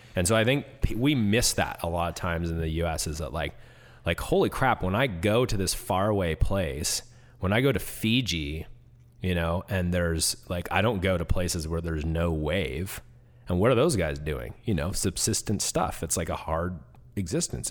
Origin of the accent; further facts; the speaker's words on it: Washington, United States; moved away; I grew up in Washington